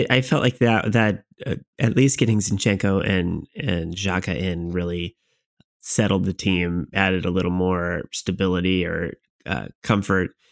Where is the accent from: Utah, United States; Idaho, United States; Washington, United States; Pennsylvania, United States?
Washington, United States